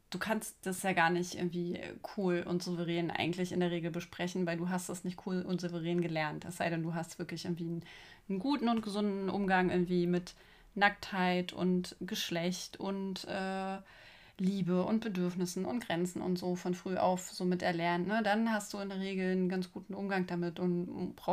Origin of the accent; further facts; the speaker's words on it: East Germany, Germany; Also ich bin ja auch aus dem Osten.